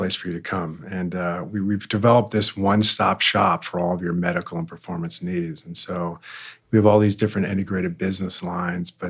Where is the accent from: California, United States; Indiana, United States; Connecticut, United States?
Connecticut, United States; moved away as an adult; now in Lone Tree, United States; I grew up in Connecticut.